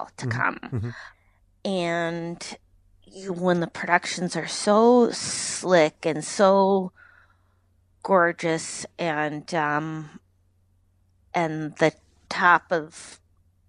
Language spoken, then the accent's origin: English; United States; as an American